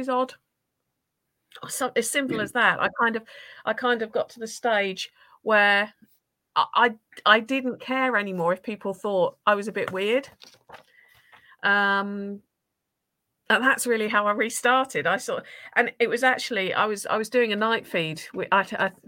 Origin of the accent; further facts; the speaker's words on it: Norfolk, East of England, United Kingdom; also born or lived in Essex; I grew up in Norfolk. I'm from Essex originally. Parents ripped me from Essex at 3 years old and made me move to Norfolk.